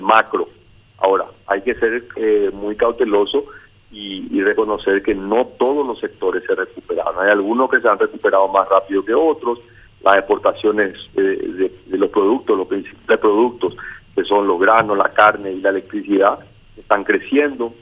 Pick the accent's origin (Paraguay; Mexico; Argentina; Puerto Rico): Paraguay